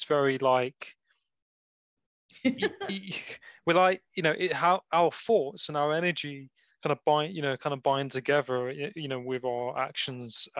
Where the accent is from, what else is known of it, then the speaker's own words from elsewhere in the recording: Nottingham, East Midlands, United Kingdom; I'm from Nottingham. So I'm from the part of the Midlands.